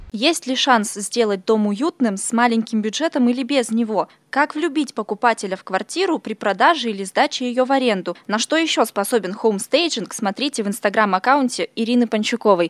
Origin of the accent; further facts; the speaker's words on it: Irkutsk, Irkutsk Oblast, Russia; moved away as an adult; also born or lived in Far East (Russia); Сама сибирячка родилась и выросла в Иркутске